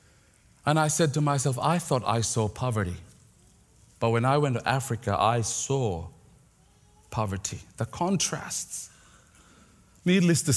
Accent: Philippines; moved away; I grew up in the Philippines, in the second largest city of the Philippines

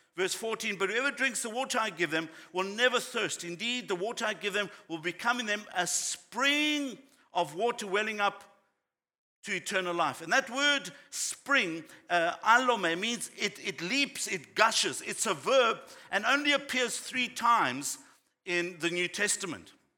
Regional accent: South Africa; growing up in South Africa

